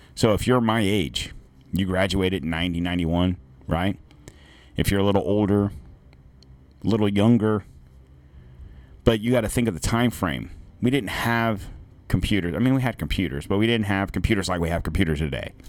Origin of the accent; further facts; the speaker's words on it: United States; as an American